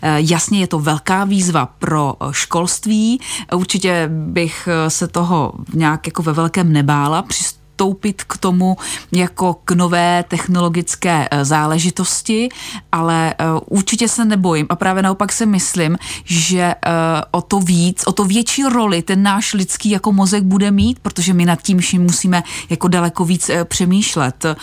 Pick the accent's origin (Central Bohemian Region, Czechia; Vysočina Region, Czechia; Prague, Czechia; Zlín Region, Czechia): Vysočina Region, Czechia; u nás na Vysočině